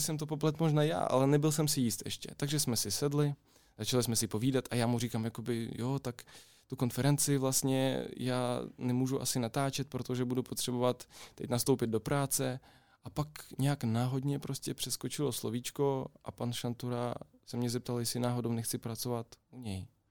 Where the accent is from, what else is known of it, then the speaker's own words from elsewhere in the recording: Kryve Ozero, Mykolaiv Oblast, Ukraine; Czech is a second language; now in Plzeň, Czechia; já jsem z Ukrajiny, z jižní části, z takové malé vesničky. To má jméno Křivé jezero